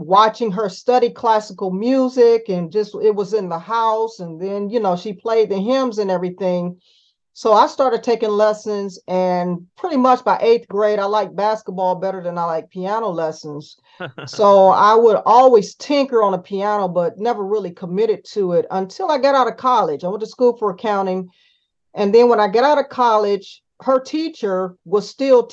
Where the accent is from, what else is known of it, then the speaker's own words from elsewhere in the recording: Cleveland, Ohio, United States; I was born in Cleveland, Ohio